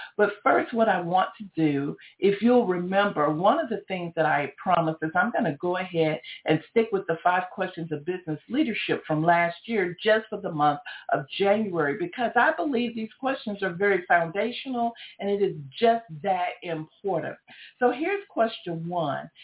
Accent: Georgia, United States; I'm from Georgia

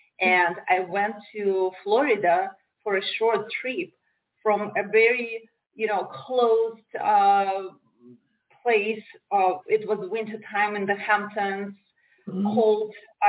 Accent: Russia; moved away as an adult; also born or lived in Moldova / St. Petersburg, Russia / Moscow, Russia / New York, United States; now in Miami, United States; I was born in Moldavia. It's a former USSR country. And in the 1990s, when USSR was falling apart, we moved to a small town in Russia. And I never felt like I belonged there. It was a small rural area with a very narrow, for me, mindset.

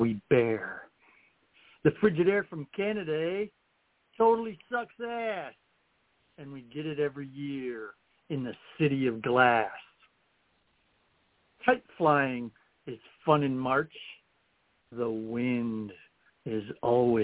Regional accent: Toledo, Ohio, United States; I was born in Toledo in the middle of May

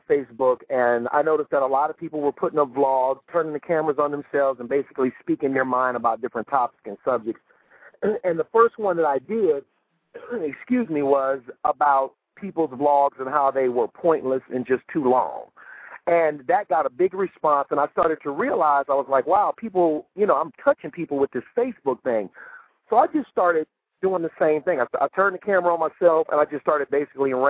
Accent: Cleveland, Ohio, United States; I'm from Cleveland, Ohio

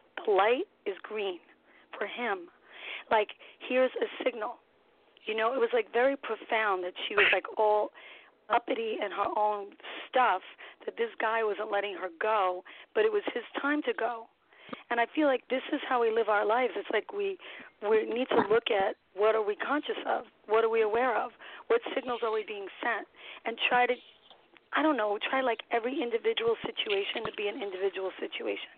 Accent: New York City, New York, United States; also born or lived in Florida; I am from New York City. I'm a New York City girl, Brooklyn born and bred

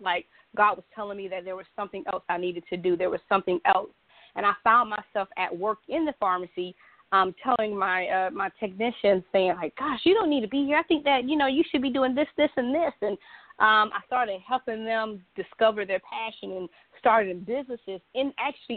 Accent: Savannah, Georgia, United States; now in Charlotte, United States; Yes, I live in Charlotte. I'm originally from Savannah, Georgia, born and raised

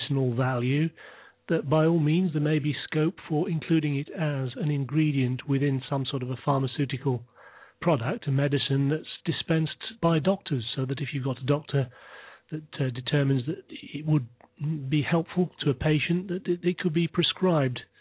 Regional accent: United Kingdom; I'm from the UK, of course, as you can probably tell by my accent

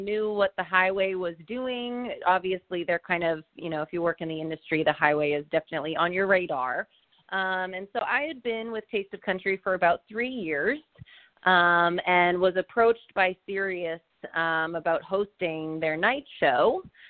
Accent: Cape Cod, Massachusetts, United States; moved away as an adult; now in Nashville, United States; but I am originally from Cape Cod, Massachusetts, and I moved to Nashville in 2008 to go to Belmont University.

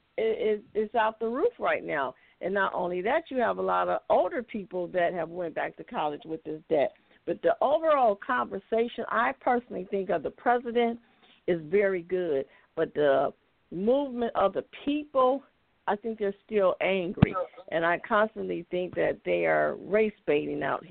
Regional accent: Detroit, Michigan, United States; now in Ocala, United States; I was born and raised in Detroit on the east side

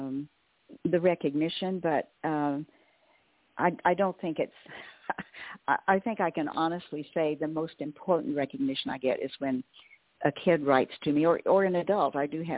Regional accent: Western Oklahoma, United States; I grew up in Western Oklahoma

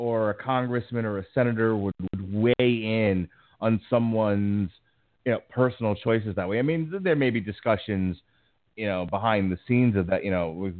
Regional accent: United States; as an American

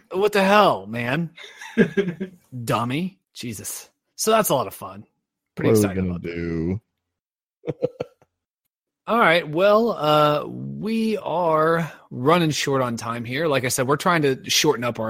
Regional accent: Ohio, United States; I am from Ohio

